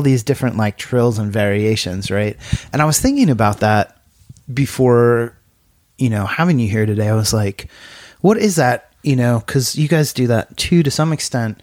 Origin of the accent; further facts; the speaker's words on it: United States; now in Ireland; I, as an American